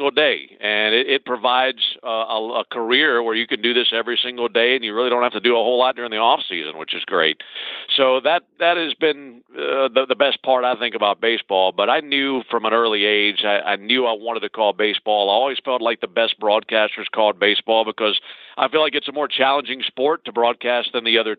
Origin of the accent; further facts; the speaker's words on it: Mississippi, United States; I grew up in Mississippi